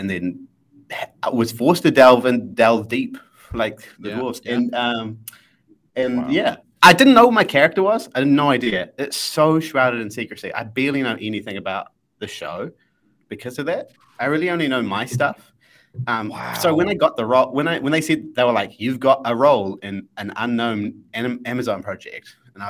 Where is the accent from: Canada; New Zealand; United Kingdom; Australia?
New Zealand; And because I'm a Kiwi, they're so embedded